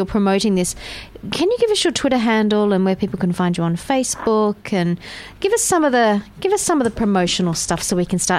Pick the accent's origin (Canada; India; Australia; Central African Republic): Australia; Perth, Western Australia; moved away; Perth, and you know that's it's my hometown.